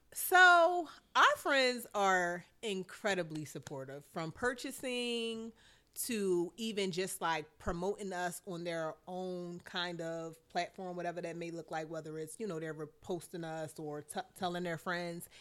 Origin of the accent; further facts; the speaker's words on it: Philadelphia, Pennsylvania, United States; I'm from West Philly